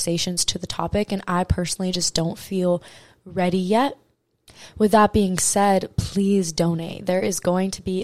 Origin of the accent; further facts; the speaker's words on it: Maui, Hawaii, United States; I am from Maui, Hawaii. It is my home